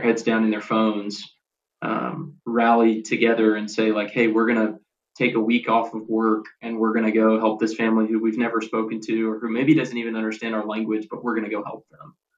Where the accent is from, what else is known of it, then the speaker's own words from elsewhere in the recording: Bowling Green, Kentucky, United States; moved away as an adult; now in Nashville, United States; I grew up in Bowling Green, Kentucky, like an hour north of Nashville, where I live now.